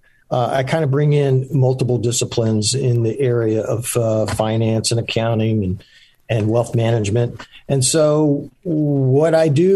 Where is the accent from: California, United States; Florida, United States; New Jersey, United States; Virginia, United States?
Florida, United States; Central; also born or lived in Charleston, South Carolina / Winter Park, Florida / Longwood, Florida; pretty much grew up in Florida, in Central Florida